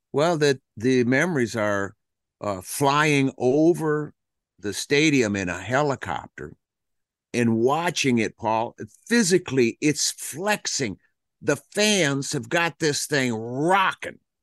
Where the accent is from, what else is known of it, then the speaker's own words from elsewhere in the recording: Flint, Michigan, United States; also born or lived in Detroit; That's what we were raised on in Detroit and in Flint, Michigan